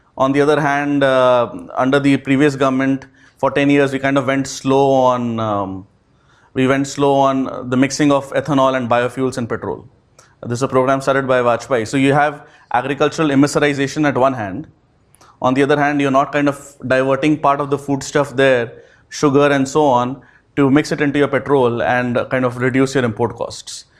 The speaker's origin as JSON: {"language": "English", "town": "Kolkata", "region": "West Bengal", "country": "India", "tie": "born or raised there", "also_born_or_lived": "Delhi, India / New Hampshire, United States", "moved": "as an adult", "said": "I am born and brought up in Calcutta. So I'm a Calcutta boy."}